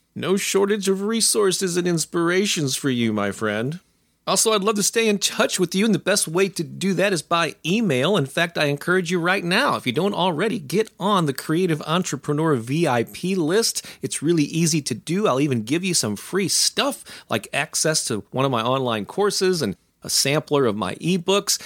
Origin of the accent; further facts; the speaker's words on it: St. Louis, Missouri, United States; I'd been publishing a local music newspaper for a few years in my hometown of Saint Louis